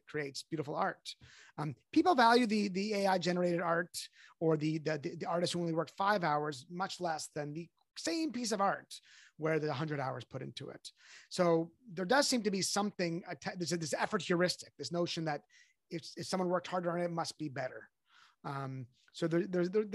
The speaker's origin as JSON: {"language": "English", "country": "Canada", "said": "I'm Canadian"}